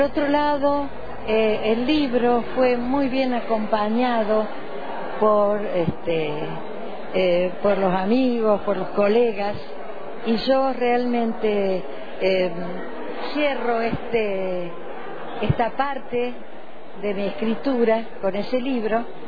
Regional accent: Jesús María, Córdoba, Argentina; moved away as an adult; la biblioteca de mi pueblo, lugar en el que me he formado de alguna manera, siendo niña

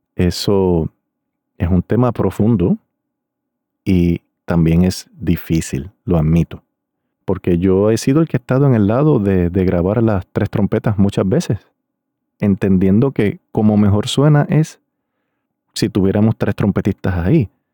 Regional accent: Río Grande, Puerto Rico; Era un grupo de mi pueblo de Río Grande, Puerto Rico

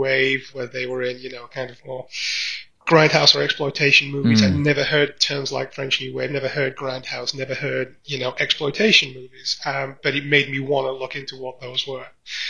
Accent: Barnsley, Yorkshire and the Humber, United Kingdom; Now, I grew up in Barnsley, in South Yorkshire.

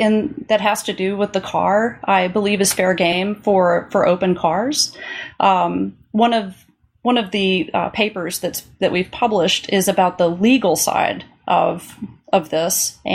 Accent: Little Rock, Arkansas, United States; Yeah, I grew up mainly in Little Rock, Arkansas.

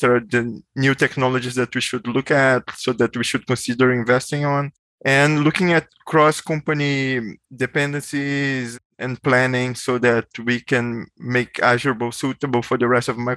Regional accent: Brazil; moved away as an adult; also born or lived in Bay Area, United States; now in United States; I'm originally from Brazil, so I moved to the US like a long time ago for grad school

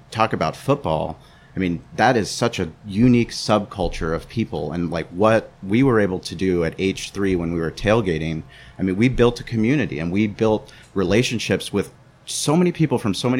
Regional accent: San Diego, California, United States; I grew up in San Diego my whole life

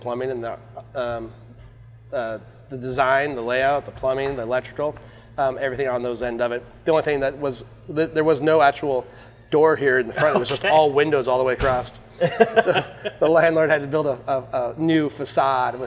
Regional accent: Colorado, United States; also born or lived in Seattle, Washington; now in Troy, United States; I grew up in Colorado and then Seattle out here

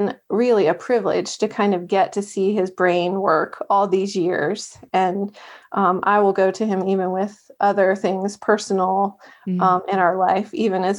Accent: Maryland, United States; also born or lived in Virginia; We're both from Maryland

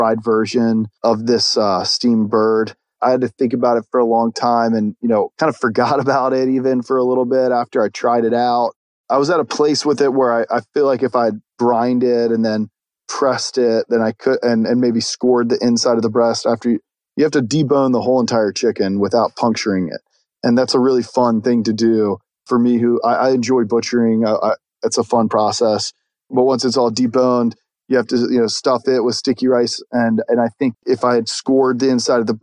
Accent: the South, United States; I'm from the South

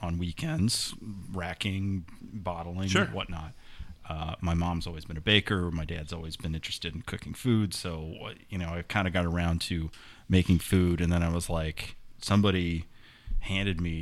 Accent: Northern Indiana, United States; moved away as an adult; also born or lived in Brooklyn; now in Cincinnati, United States; I was from Northern Indiana, and I meandered my way down here by way of school and interning

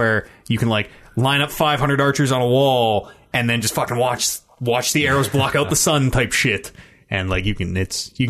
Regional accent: Canada; as a Canadian

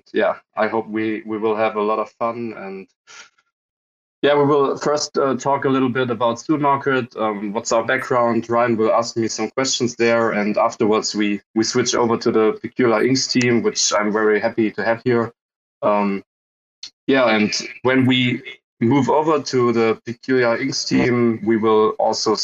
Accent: Germany; We are also coming from Germany

